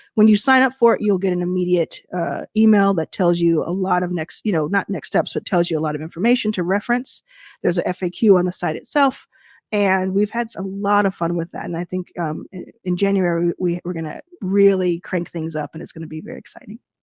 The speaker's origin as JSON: {"language": "English", "town": "Dallas", "region": "Texas", "country": "United States", "tie": "born or raised there", "also_born_or_lived": "Jackson, Mississippi", "moved": "yes", "said": "I was born in Jackson, Mississippi, and I, I grew up in Dallas, Texas"}